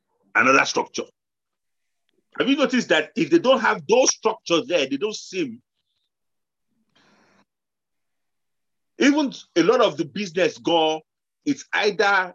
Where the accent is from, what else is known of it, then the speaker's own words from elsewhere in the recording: Nigeria; moved away; also born or lived in London, United Kingdom; I came from Nigeria